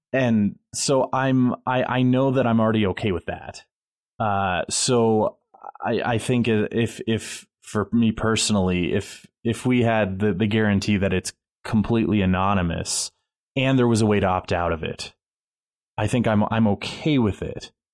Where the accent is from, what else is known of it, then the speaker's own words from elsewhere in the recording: United States; as an American